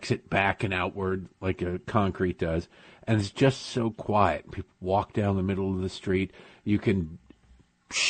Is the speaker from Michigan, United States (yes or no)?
yes; Michigan, United States; moved away; also born or lived in Baltimore / near Washington, D.C.; I grew up in Michigan